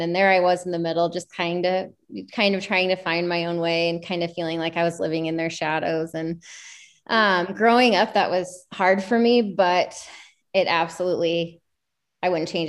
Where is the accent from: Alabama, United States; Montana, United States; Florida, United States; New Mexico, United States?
Montana, United States; also born or lived in Georgia / Washington / Idaho; So I was born in Georgia and then we moved to Washington, moved to Montana, moved to Idaho, and then moved back to Montana. Oh, wow. And I spent the majority of my adolescent life in Montana. So Montana's home to me